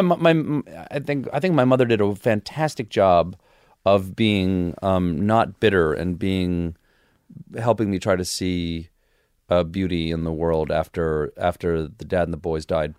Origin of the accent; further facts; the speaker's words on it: Charleston, South Carolina, United States; also born or lived in Washington, D.C. / James Island, South Carolina; I was born in Washington, D C, but I left there when I was four. And I spent the rest of my, uh, childhood in uh, South Carolina. First on James Island, South Carolina, and then in, uh, Charleston